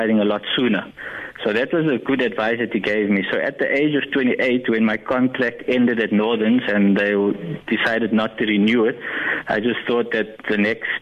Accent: Cape Town, Western Cape, South Africa; moved away as an adult; also born or lived in Ratnagiri, India (ancestry); now in Pretoria, South Africa; Yeah, I grew up in Cape Town

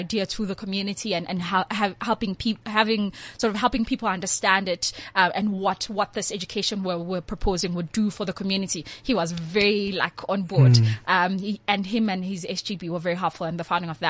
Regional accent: Tsakane, Gauteng, South Africa; I'm from Tsakane.

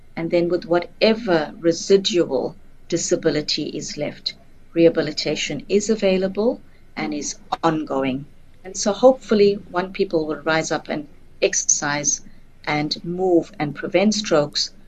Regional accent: South Africa

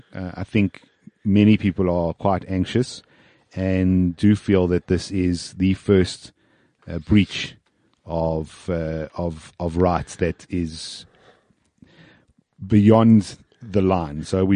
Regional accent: South Africa; I have no other passports. I am South African

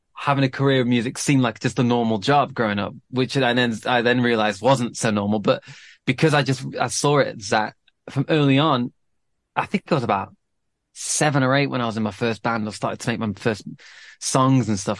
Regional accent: Manchester, North West England, United Kingdom; growing up in Manchester

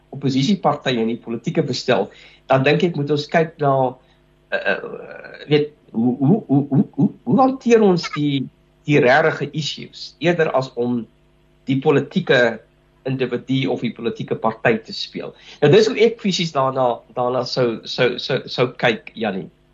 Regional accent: South Africa

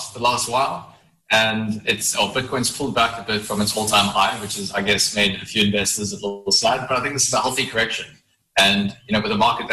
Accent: Johannesburg, Gauteng, South Africa; moved away as an adult; now in Cape Town, South Africa; I am from Johannesburg initially

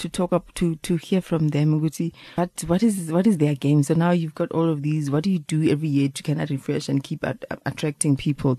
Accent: Free State, South Africa; moved away; Because I grew up in the Free State. The Free State was Sesotho and East Coast, which we spoke.

